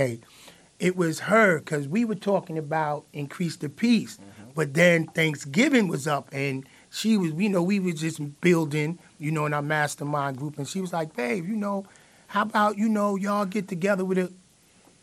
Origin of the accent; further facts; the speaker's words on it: New York City, New York, United States; we're from Flatbush, you feel me? And, you know, which is a poverty. It's like the Bammers. I lived in the Bammers in, on Hinsdale and Blake in the Genesis houses.